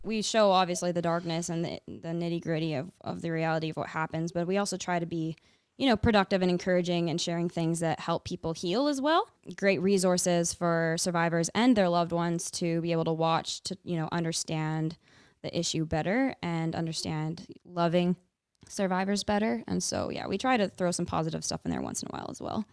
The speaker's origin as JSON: {"language": "English", "area": "Fraser Valley", "region": "British Columbia", "country": "Canada", "tie": "born or raised there", "moved": "yes", "lives_now": "Kootenays, Canada", "said": "I grew up in B C. I grew up in the Fraser Valley area. I now live in the Kootenays"}